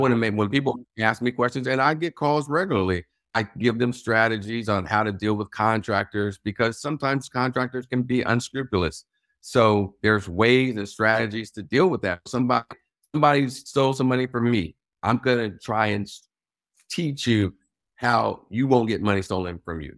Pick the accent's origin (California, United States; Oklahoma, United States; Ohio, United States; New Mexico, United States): California, United States; Los Angeles; moved away as an adult; also born or lived in Washington, D.C.; now in Baltimore, United States; my hometown of Los Angeles